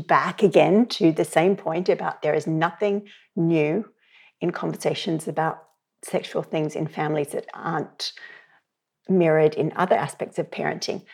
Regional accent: Australia; moved away as an adult; now in Ireland; You can hear from my accent. I'm, I would grow up in Australia. I've been in Ireland for twenty years.

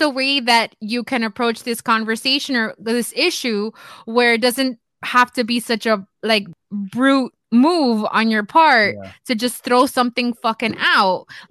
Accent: Miami, Florida, United States

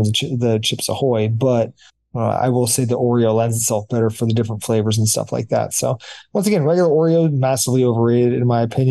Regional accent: United States; I'm an American

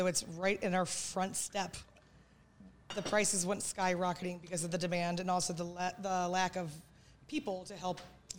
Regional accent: Maryland, United States; I've lived here my whole life.

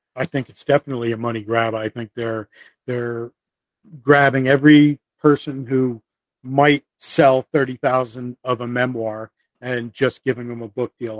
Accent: the Northeast, New Jersey, United States; I'm from the Northeast. I have a very New Jersey attitude

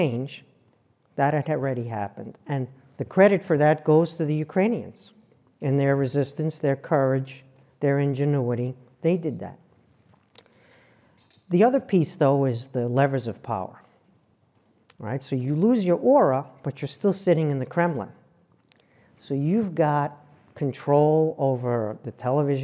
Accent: New York, United States; moved away; also born or lived in New Jersey; I'm from New York and I worked in New Jersey

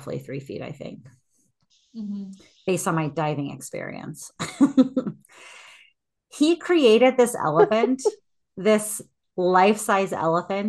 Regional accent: United States; I am American.

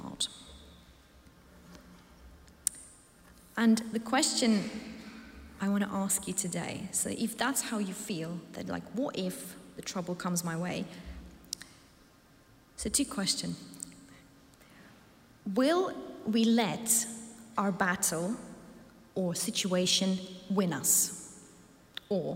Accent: Ukraine; moved away; I come from a country called Ukraine, and I love my home. But at one point 8 years ago, I lost my home, and I had to flee my hometown

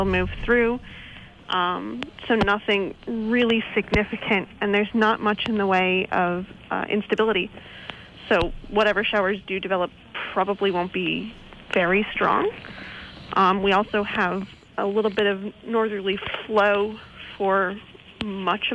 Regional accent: Philadelphia, Pennsylvania, United States; now in Puerto Rico; I'm originally from Philadelphia.

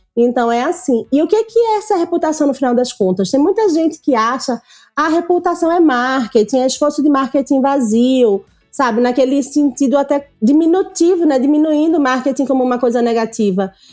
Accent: Pernambuco, Brazil; eu sou nordestina. Eu fiz faculdade no Nordeste. A minha faculdade eu fiz Católica de Pernambuco

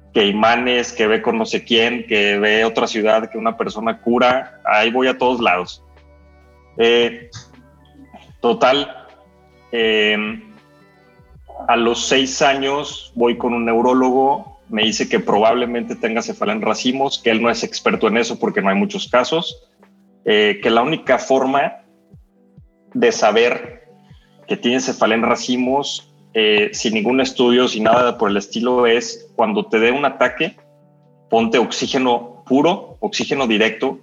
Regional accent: León, Guanajuato, Mexico; soy de León, Guanajuato, en México

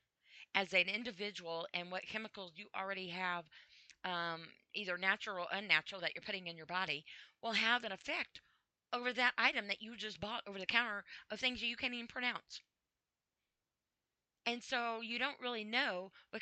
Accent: United States; I'm from the United States

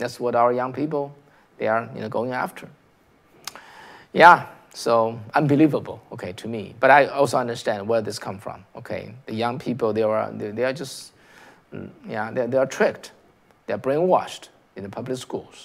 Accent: China; now in United States; I came from China, right? I came from China.

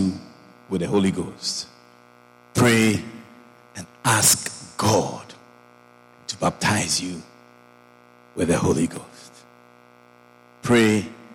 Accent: Ghana

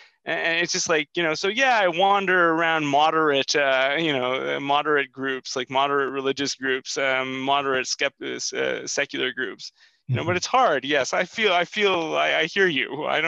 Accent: Canada; born there; I mean, I was born in Canada, and you know, I've always felt kind of a stranger in so many different context.

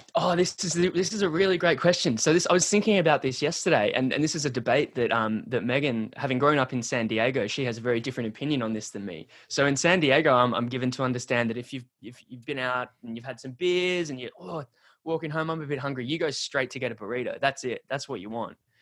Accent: Sydney, New South Wales, Australia; moved away as an adult; now in Melbourne, Australia; I'm from, I grew up in Sydney, Australia, and moved, moved from Sydney to, to Melbourne

